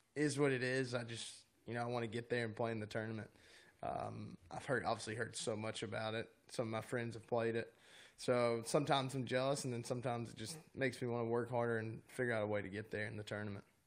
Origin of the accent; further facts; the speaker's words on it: North Carolina, United States; in North Carolina growing up